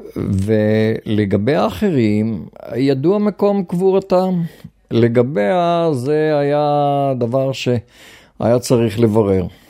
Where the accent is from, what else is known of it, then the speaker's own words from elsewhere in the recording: Israel; also born or lived in Sde Boker; נולדתי בישראל, ופה בשדה בוקר אני 50 שנה